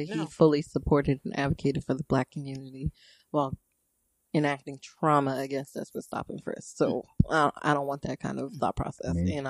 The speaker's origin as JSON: {"language": "English", "region": "New York", "country": "United States", "moved": "yes", "said": "as a New Yorker or former New Yorker, I live here now"}